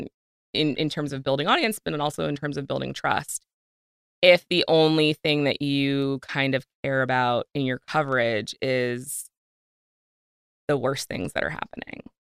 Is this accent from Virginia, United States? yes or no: yes; Virginia, United States; I grew up in Virginia